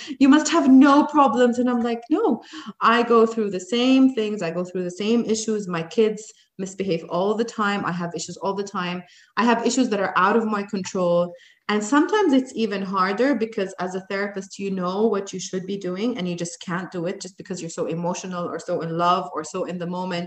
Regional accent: Jordan; moved away as an adult; also born or lived in United States; now in Dubai, United Arab Emirates; I went back to Jordan, my home country

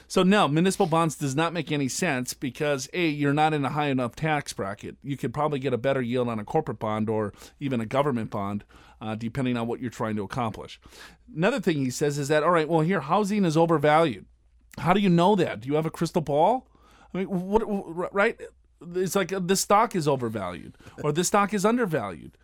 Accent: Minnesota, United States; now in Southern California, United States; I live in Southern California. I am from Minnesota.

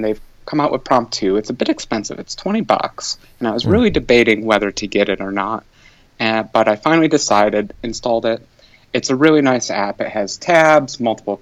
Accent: United States; I'm American

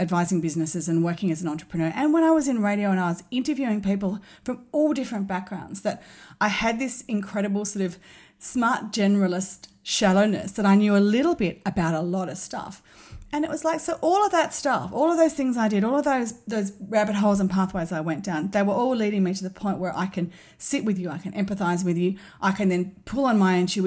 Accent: Sydney, New South Wales, Australia; I grew up in Sydney in the North Shore. I grew up in St Ives

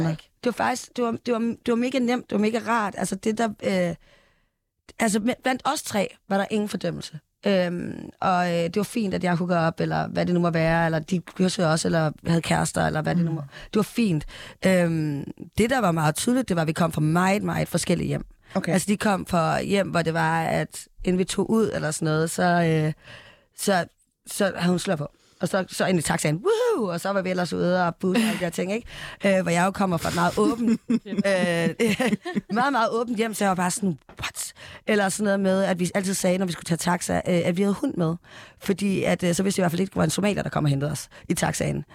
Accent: Esbjerg, Southern Denmark, Denmark; Mm, Vestjylland, Esbjerg-området.

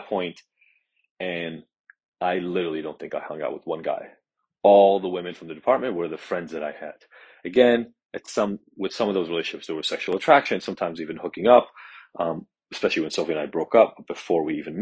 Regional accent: Israel; the apartment that I grew up in Israel

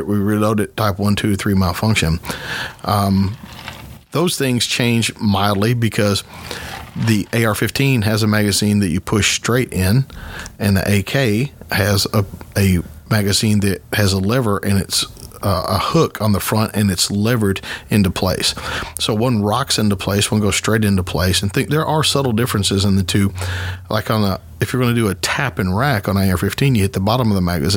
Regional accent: United States; we're American

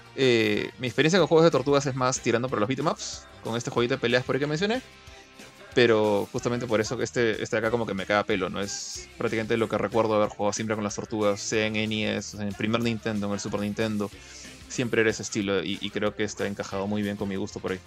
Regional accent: Peru; acá Perú las cosas llegan tarde

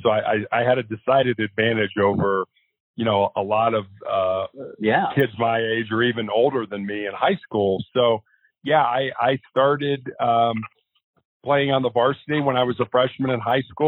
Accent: Chicago, Illinois, United States; I was born and raised in Chicago, Illinois

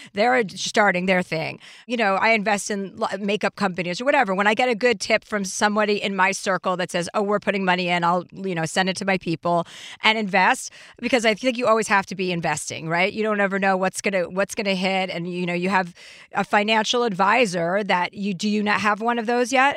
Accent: New Jersey, United States; I'm from New Jersey

